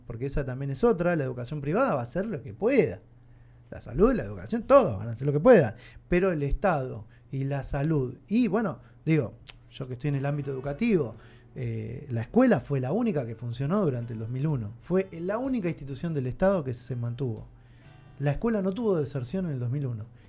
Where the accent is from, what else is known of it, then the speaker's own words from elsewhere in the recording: Argentina; soy argento y por qué no soy de otro país